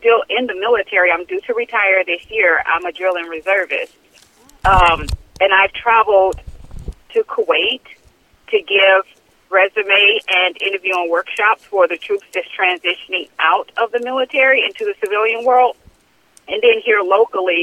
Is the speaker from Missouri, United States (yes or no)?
yes; St. Louis, Missouri, United States; I'm originally from St. Louis, Missouri